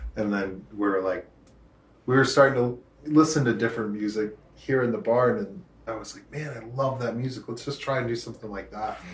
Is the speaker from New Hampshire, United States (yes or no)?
yes; Rochester, New Hampshire, United States; also born or lived in Portsmouth, New Hampshire; growing up in Rochester, you know, around a bunch of … listening to rednecks